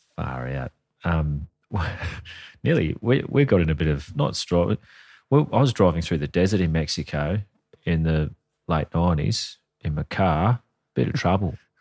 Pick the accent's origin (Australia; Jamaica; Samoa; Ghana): Australia; we're Australian. We're not American.